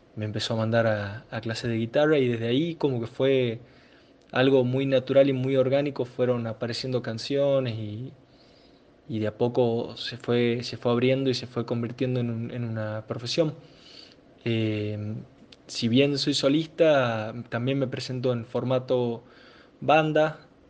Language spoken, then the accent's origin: Spanish; San Miguel de Tucumán, Tucumán, Argentina; resido en Tucumán, eh, nací en Tucumán y vivo, vivo acá